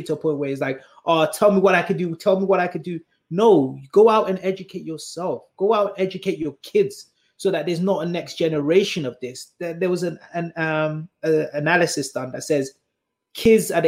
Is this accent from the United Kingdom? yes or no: yes; United Kingdom; accent: British; ourselves as black British people